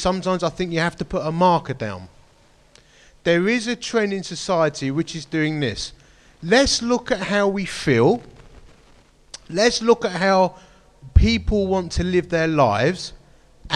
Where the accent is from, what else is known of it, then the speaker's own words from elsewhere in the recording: Romford, London, United Kingdom; I'm a bloke from Romford